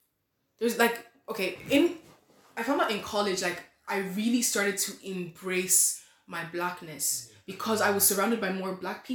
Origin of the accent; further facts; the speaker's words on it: Ireland; accent: Irish; I was born in the country. My mother gave birth to me on this land